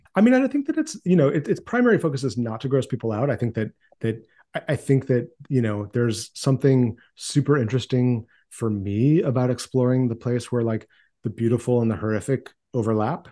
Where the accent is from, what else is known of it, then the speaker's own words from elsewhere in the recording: Maine, United States; I grew up in Maine in a small town